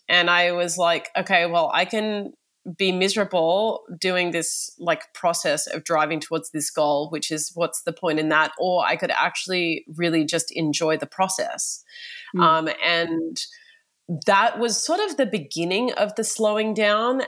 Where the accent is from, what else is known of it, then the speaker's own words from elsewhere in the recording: Australia; I am from Australia